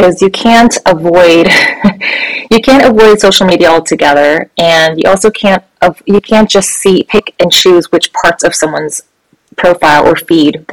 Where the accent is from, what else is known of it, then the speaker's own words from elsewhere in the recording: United States; I am Korean American, a child of immigrants